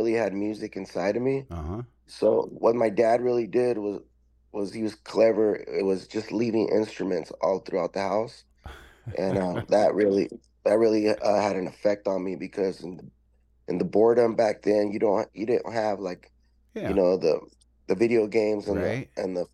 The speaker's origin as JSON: {"language": "English", "town": "Tijuana", "region": "Baja California", "country": "Mexico", "tie": "born or raised there", "also_born_or_lived": "Los Angeles, California / San Diego, California", "moved": "yes", "lives_now": "Chula Vista, United States", "said": "I came back down to Tijuana, where I was raised as a youth, and then we eventually crossed the border to San Diego, where I've been living here ever since"}